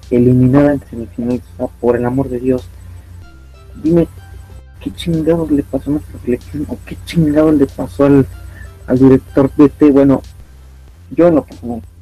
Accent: Mexico; Nosotros como mexicanos somos más, como podemos ser más forristas, como Osvaldo Sánchez en Televisa

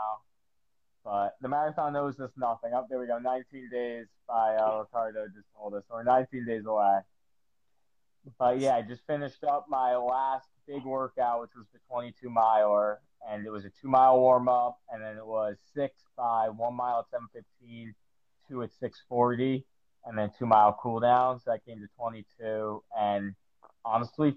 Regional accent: New Jersey, United States; moved away as an adult; now in Tampa, United States; I'm from New Jersey, so I grew up going to New York all the time

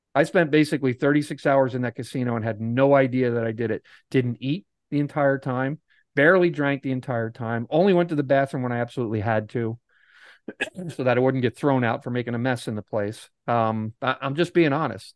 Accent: Pennsylvania, United States; I'm from Pennsylvania. I'm not too far from Atlantic City

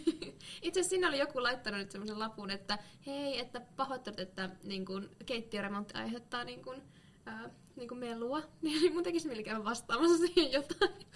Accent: Lapua, South Ostrobothnia, Finland; moved away; kun olin vielä tuolla kotipuolessa, Lapualla

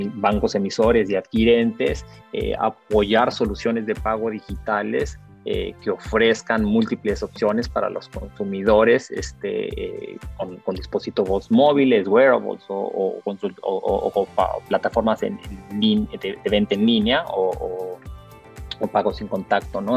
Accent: Mexico; yo soy mexicano, mis padres son salvadoreños

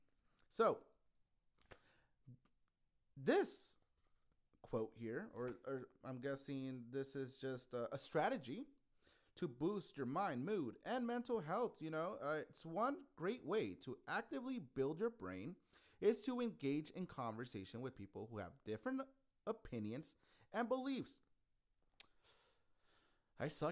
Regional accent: Yuma, Arizona, United States; moved away as an adult; now in Phoenix, United States; Yuma, which is my hometown

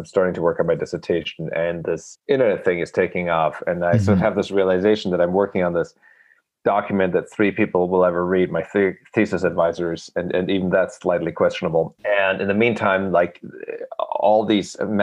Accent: Germany; also born or lived in Rochester, Minnesota; now in New York, United States; I was born in Germany and I grew up there and I'm now a dual citizen and I've lived actually longer in the US than I've lived in Germany.

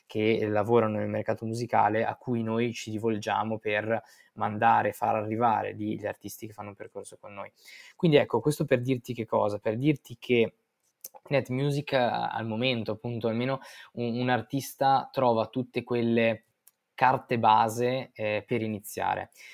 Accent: Verona, Veneto, Italy; Io sono originario di Verona e nato e cresciuto lì

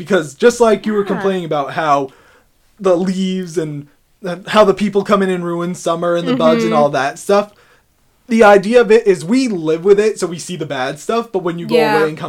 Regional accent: Blue Hill, Maine, United States; I was born in Blue Hill.

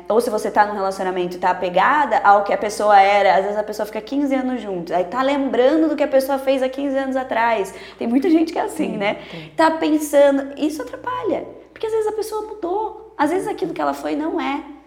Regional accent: Sorocaba, São Paulo, Brazil; a gente é daqui de Sorocaba

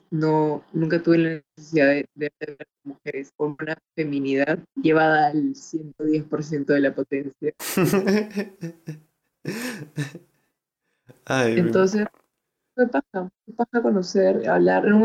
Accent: Chiclayo, Lambayeque, Peru; also born or lived in Lima; Ah, bueno, pasa que yo crecí en Chiclayo. Eh, mi papá lo mandó a la base de Chiclayo y crecí ahí.

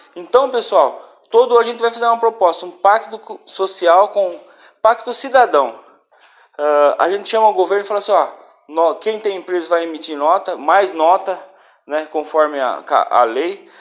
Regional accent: Brazil; nós como brasileiros

